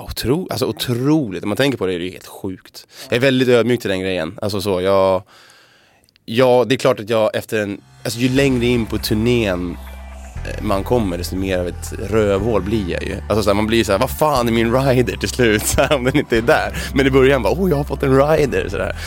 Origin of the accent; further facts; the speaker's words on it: Sweden; vi svenskar